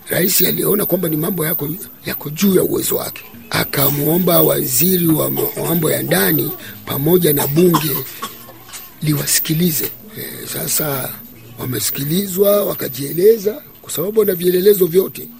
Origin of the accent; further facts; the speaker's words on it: Burundi; Sisi ni Warundi kitaifa